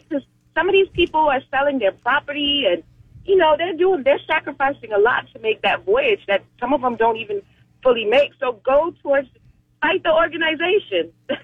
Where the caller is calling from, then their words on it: Orlando, Florida, United States; Hi, I'm calling from Orlando.